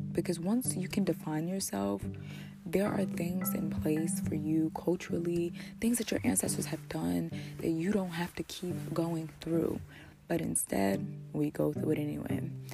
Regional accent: New Jersey, United States; I'm from New Jersey

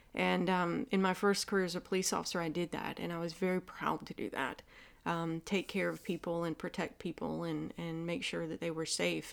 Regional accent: the South, United States; accent: Southern; my Southern accent

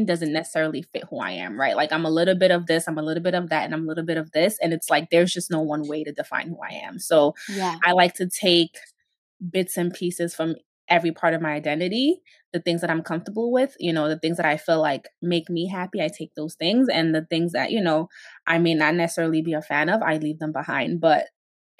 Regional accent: Guinea; now in Brooklyn, United States; I'm originally from Guinea, West Africa

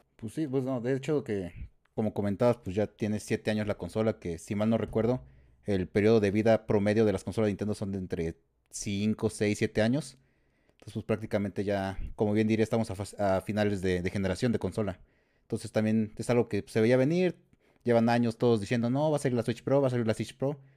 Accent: San Luis Potosí, Mexico; de San Luis Potosí, de la, tierra de las enchiladas potosinas

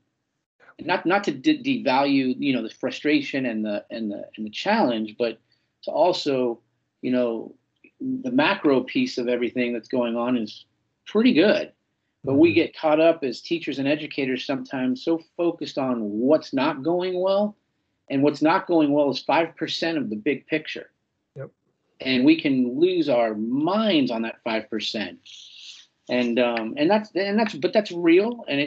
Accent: San Francisco, California, United States; the Salesian Boys Club, where I grew up in North Beach in San Francisco

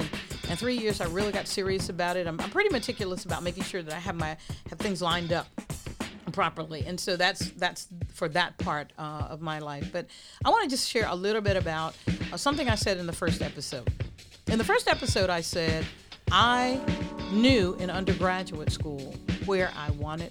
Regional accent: the South, United States; just a regular sister from the South. I tell folks I am a proud country girl. I love being a Southern girl. I'm a Southerner.

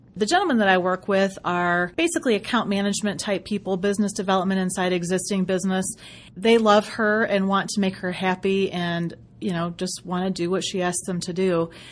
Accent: Western Michigan, United States; moved away; It's my home, my hometown. So hello, Michiganders.

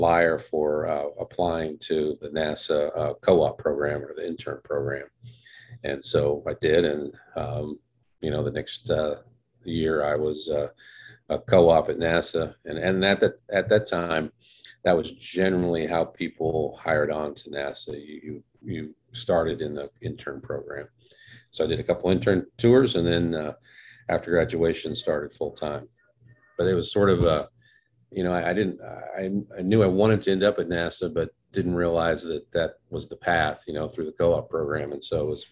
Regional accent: Casper, Wyoming, United States; I grew up in Casper, Wyoming, which is the largest city in Wyoming

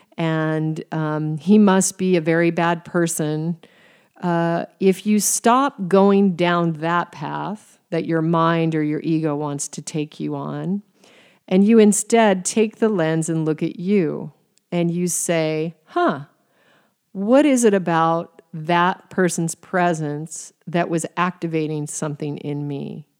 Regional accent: Alaska, United States; moved away as an adult; also born or lived in Arizona / Paris, France; I was from Alaska

